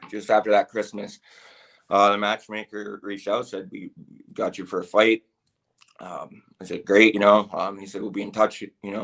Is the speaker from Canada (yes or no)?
yes; Canada; I am Canadian